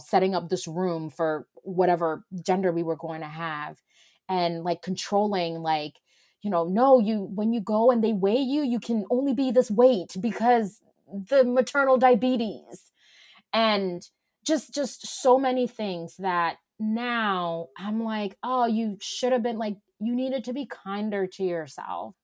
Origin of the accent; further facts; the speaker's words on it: Ghana; now in Atlanta, United States; I'm originally from Ghana